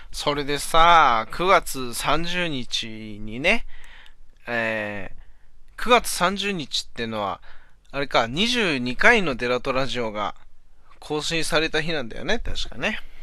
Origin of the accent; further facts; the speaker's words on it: Aomori, Japan; 俺の地元 のね、青森